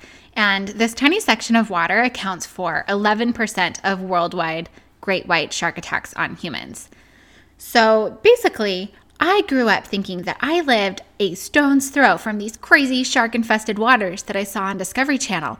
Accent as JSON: {"language": "English", "area": "San Francisco Bay Area", "region": "California", "country": "United States", "tie": "born or raised there", "said": "I grew up in the San Francisco Bay Area"}